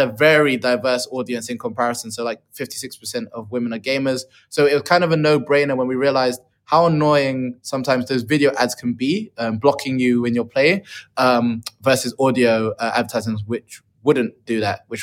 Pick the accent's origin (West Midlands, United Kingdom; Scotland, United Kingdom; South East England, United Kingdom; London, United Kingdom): London, United Kingdom; moved away as an adult; also born or lived in Dublin; now in Dubai, United Arab Emirates; I am a Londoner through and through